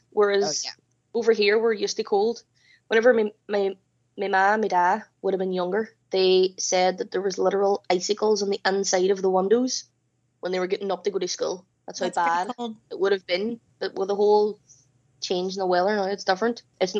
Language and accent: English; Ireland; Like I'm Irish and I don't even know the history of this stuff. Seriously, I'm really shit at being Irish.